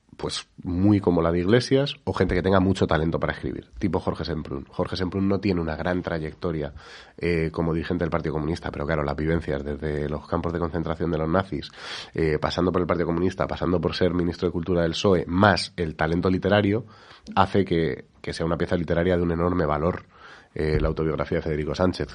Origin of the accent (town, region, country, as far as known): Spain